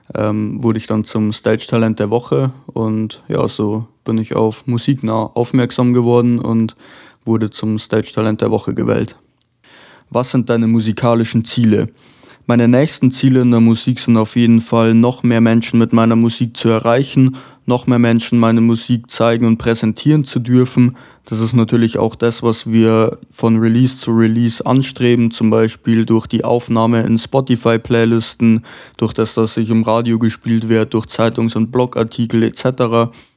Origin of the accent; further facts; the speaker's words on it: Lower Bavaria, Germany; aus Niederbayern